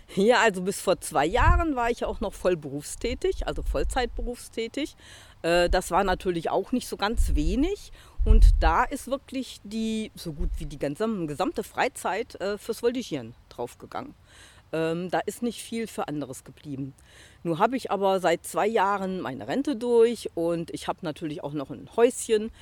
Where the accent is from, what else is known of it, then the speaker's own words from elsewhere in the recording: Rhineland-Palatinate, Germany; Ich kenne natürlich auch als Pfälzer schon sehr lange